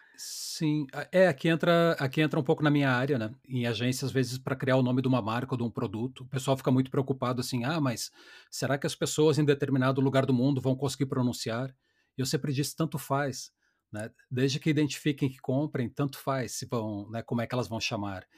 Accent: Brazil

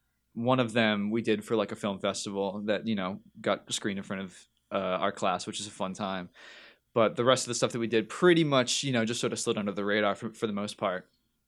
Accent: North Carolina, United States; born there; also born or lived in New Jersey / New Hampshire; Well, I was born in North Carolina, so I got rebel in my blood.

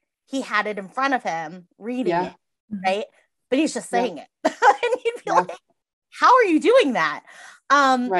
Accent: Massachusetts, United States; now in Iowa, United States; I grew up in Massachusetts and there's like a counselor on every block, right?

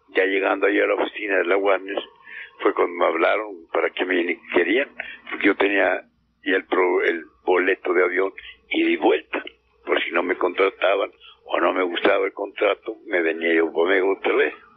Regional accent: Mexico; aquí en mi país

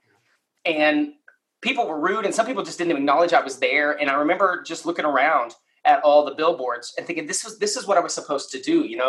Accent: Lubbock, Texas, United States; I grew up in West Texas out in Lubbock

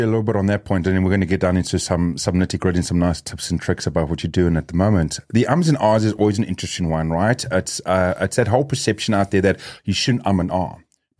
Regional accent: South Africa; and also raised as South African, we are a very loud community, very fast-speaking community. So most times if there's more than one of us South Africans in the room, it gets very loud

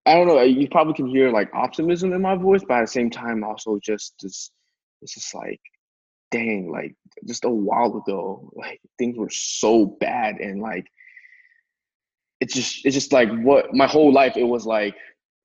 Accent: China; now in United States; I grew up in China, and then I moved back here

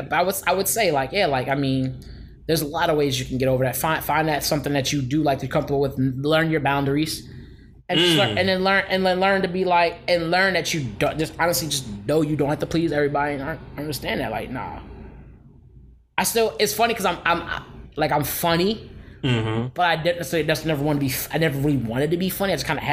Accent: Philadelphia, Pennsylvania, United States; a young boy growing up in Philly

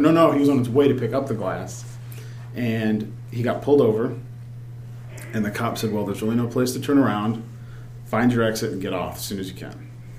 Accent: Virginia, United States; now in Michigan, United States; I'm originally from the East Coast, Virginia.

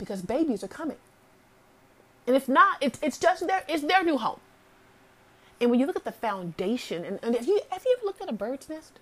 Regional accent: Alabama, United States; I'm from Alabama, you know, the Bible Belt

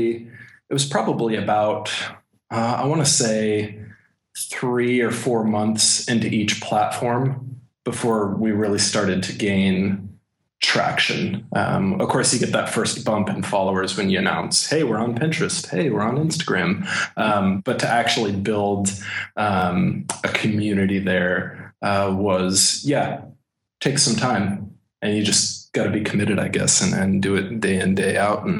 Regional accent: Texas, United States; born there; I was born in Texas, although you probably wouldn't be able to tell.

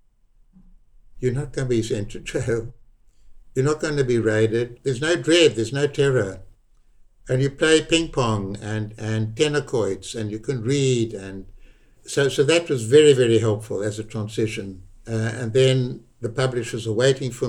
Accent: South Africa; accent: South African; my South African accent

